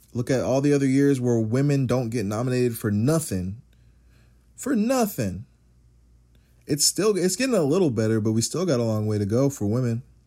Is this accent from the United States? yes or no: yes; United States; I am an American.